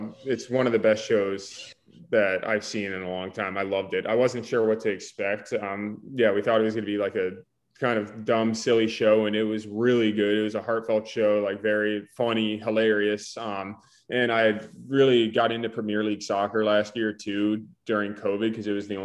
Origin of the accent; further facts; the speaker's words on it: Winter Haven, Florida, United States; We grew up in Central Florida, like I said, in Winter Haven